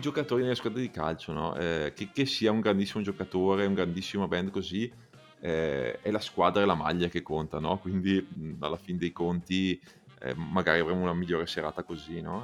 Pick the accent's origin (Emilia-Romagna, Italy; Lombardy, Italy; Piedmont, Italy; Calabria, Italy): Lombardy, Italy; Bergamo; also born or lived in Milan; da Bergamasco